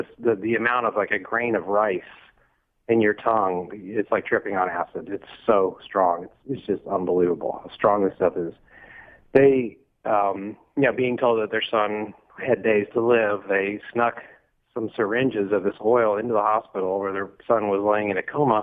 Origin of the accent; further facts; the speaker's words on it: Texas, United States; now in Los Angeles, United States; I'm from Texas